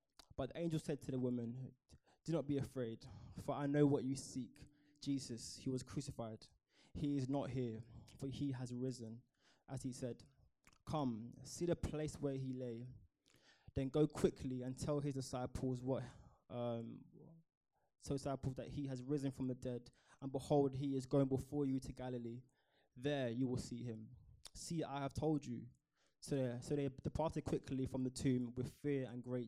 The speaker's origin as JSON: {"language": "English", "town": "Croydon", "region": "London", "country": "United Kingdom", "tie": "born or raised there", "said": "Born and raised in Croydon."}